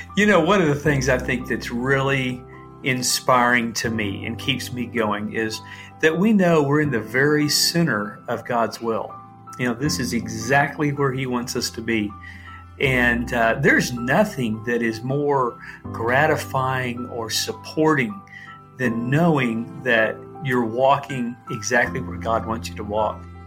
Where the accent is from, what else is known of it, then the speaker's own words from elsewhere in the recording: Dallas, Texas, United States; moved away as an adult; now in Haiti; we're generations from Dallas, Texas